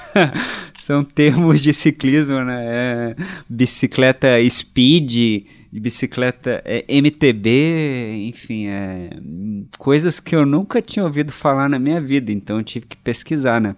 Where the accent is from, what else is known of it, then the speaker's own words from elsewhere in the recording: Resende, Rio de Janeiro, Brazil; also born or lived in Barra Mansa / Penedo; sou de Resende, nascido em Barra Mansa, mas natural de Resende